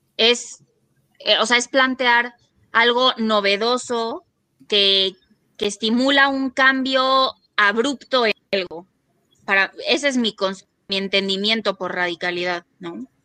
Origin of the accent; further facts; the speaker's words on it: Mexico; soy una feminista mexicana